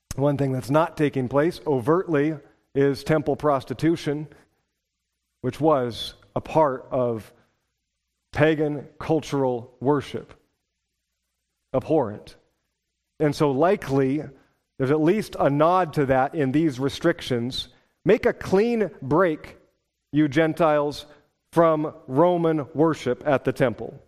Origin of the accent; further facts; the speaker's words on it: Pacific Northwest, United States; moved away as an adult; also born or lived in Wisconsin; I was from the Pacific Northwest